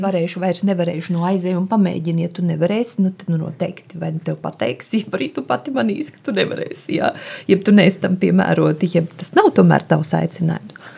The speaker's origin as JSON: {"language": "Latvian", "region": "Riga", "country": "Latvia", "tie": "born or raised there", "also_born_or_lived": "Suiti region, Kurzeme (summers with grandparents)", "said": "esmu dzimusi Rīgā, bet um, mani vecvecāki nāk no kurzemes, no Suitu novada"}